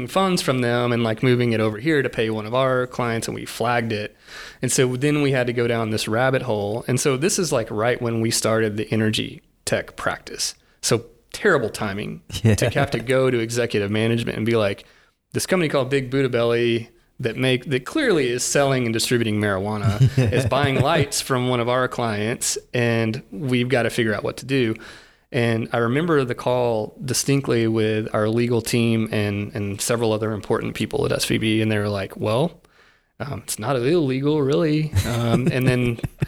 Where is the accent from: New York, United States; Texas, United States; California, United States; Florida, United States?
Texas, United States; Odessa; I'm born and raised in West Texas. Odessa was born there.